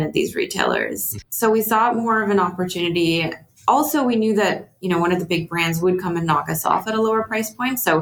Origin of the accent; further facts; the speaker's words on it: Canada; we're from Canada too